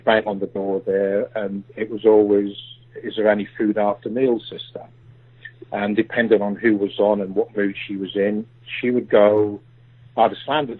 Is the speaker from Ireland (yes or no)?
yes; Ireland; born there; I was born in Ireland.